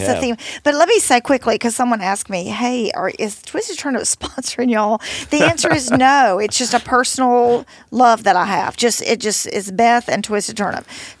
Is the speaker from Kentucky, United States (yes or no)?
no; Millington, Tennessee, United States; also born or lived in Memphis, Tennessee; I was born in Memphis and grew up in Millington.